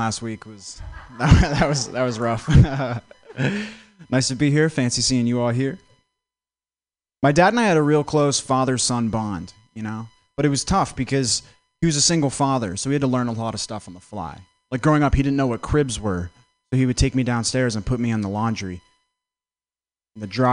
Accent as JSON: {"language": "English", "region": "Vermont", "country": "United States", "said": "I'm from Vermont."}